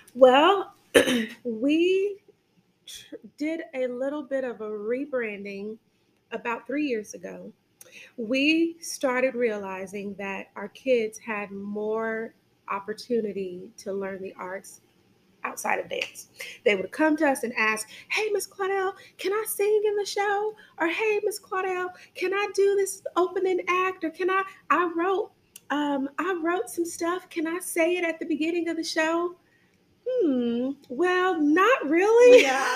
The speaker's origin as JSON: {"language": "English", "area": "suburb of Chicago", "region": "Illinois", "country": "United States", "tie": "born or raised there", "moved": "yes", "lives_now": "Harvest, Alabama, United States", "said": "I'm from Illinois, Chicago. Um, well, not really Chicago, but a suburb of Illinois."}